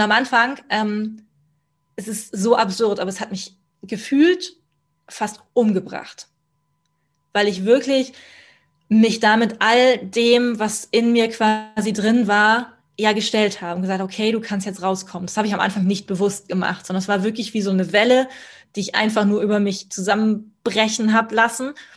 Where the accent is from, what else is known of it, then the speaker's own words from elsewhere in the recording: Kempten, Bavaria, Germany; ich bleibe in Kempten, in meiner, meiner Heimatstadt